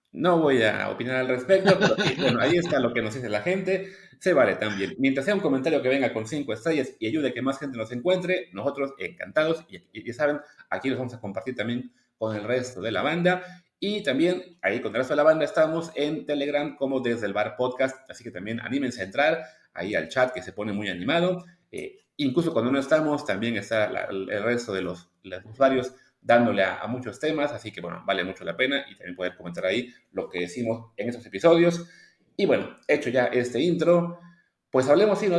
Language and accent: Spanish; Mexico; como mexicanos